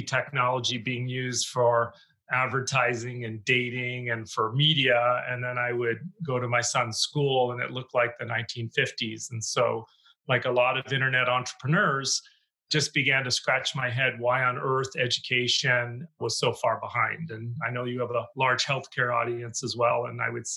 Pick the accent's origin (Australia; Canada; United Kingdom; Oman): Canada; moved away as an adult; now in United States; I'm originally Canadian, so I grew up there, was on my way to being a lawyer, and got recruited to the U.S.